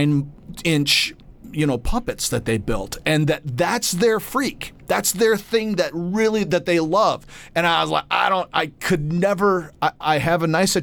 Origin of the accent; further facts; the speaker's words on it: Grand Rapids, Michigan, United States; moved away; I'm from Grand Rapids, Michigan originally